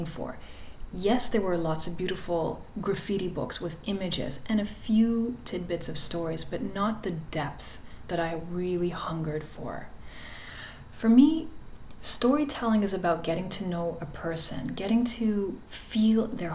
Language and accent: English; Toronto, Ontario, Canada; I grew up in Flemington Park in Toronto